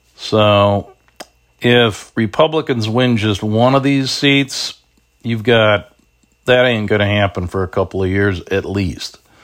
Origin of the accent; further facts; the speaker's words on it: Chicago, Illinois, United States; I'm not even from Bridgeport, but I am from South Shore. You know, I always say to people up here, you know, you gotta remember, when I'm in Lincoln Park, you gotta remember I'm from the South Side